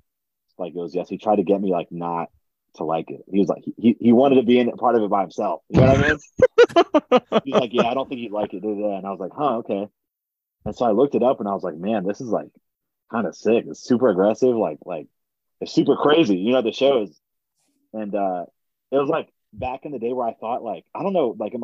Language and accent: English; Frederick, Maryland, United States; I'm from Frederick, which is like an hour from Baltimore and like 2 hours from Delaware